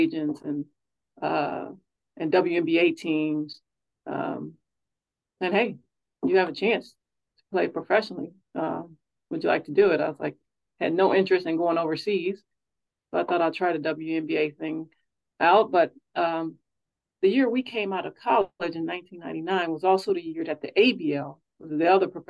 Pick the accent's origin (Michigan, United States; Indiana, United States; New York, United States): Indiana, United States; Hammond; moved away as an adult; also born or lived in Louisiana; now in Oregon, United States; I am born and raised in Hammond, Indiana, which is a town just south and east of downtown Chicago